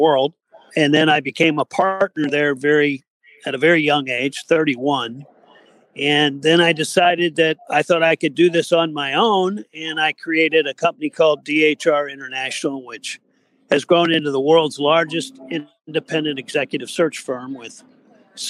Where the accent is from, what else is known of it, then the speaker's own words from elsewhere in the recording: Missouri, United States; moved away as an adult; now in Naples, United States; I grew up in Missouri in a little small farm town